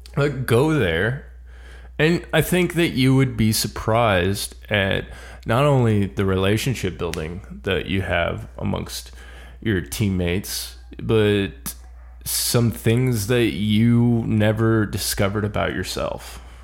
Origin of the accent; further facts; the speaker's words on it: Florida, United States; I'm from Florida